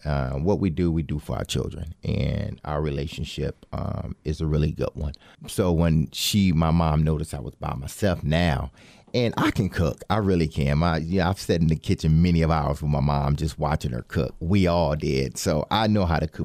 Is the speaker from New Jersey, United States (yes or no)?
no; Detroit, Michigan, United States; born and raised in Detroit, Michigan